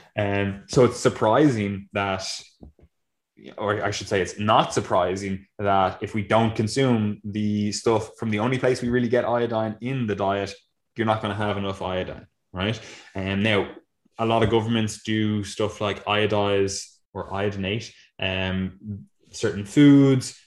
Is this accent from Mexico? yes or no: no; Ireland; we're Irish